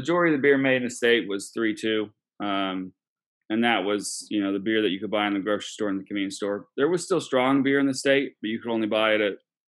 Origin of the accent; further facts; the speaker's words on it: Oklahoma City, Oklahoma, United States; I grew up in Oklahoma City